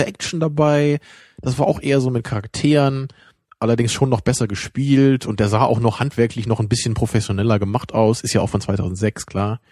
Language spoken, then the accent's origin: German; Germany; da merken wir es dann auch noch als Deutsche